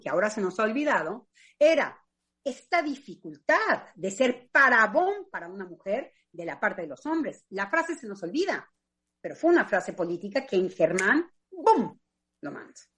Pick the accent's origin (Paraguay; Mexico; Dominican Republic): Mexico; moved away as an adult; also born or lived in France / England; gracias al lugar en donde yo me desarrollé en México